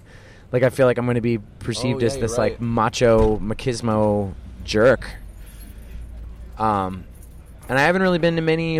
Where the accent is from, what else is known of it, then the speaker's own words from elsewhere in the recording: Philadelphia, Pennsylvania, United States; growing up in Philadelphia hardcore